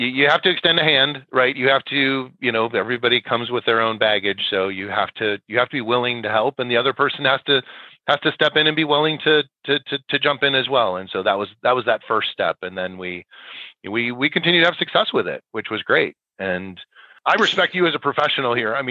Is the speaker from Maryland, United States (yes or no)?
no; Wisconsin, United States; I grew up in Wisconsin